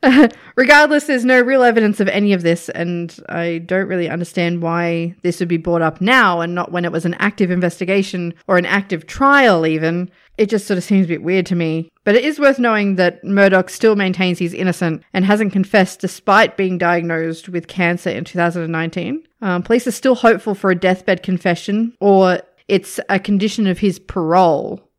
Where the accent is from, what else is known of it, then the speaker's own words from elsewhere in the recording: Australia; as an Australian